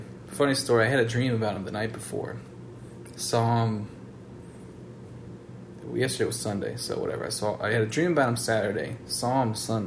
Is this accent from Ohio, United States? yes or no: yes; Cincinnati, Ohio, United States; also born or lived in Northside, Cincinnati; I'm from up in Clifton